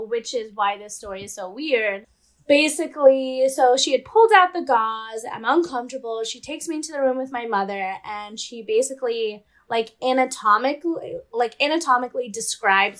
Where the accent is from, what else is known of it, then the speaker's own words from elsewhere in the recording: California, United States; also born or lived in St. Louis, Missouri; I'm from California, and I had went to college in St. Louis, Missouri